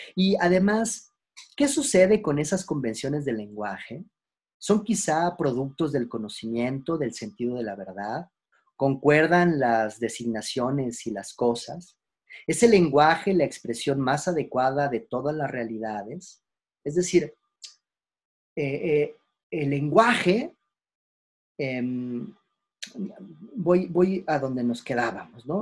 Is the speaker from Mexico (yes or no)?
yes; Mexico; Nosotros como mexicanos, de dónde venimos